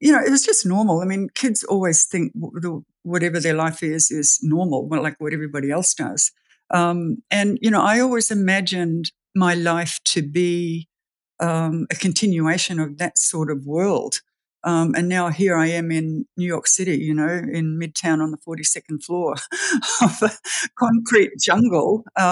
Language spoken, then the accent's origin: English; Australia; moved away; also born or lived in New Zealand; I'm Australian, but we lived in New Zealand for 18 years.